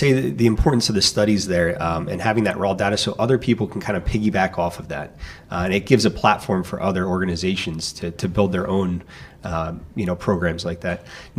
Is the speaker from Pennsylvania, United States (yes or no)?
yes; Philadelphia, Pennsylvania, United States; I grew up in Philadelphia, just outside.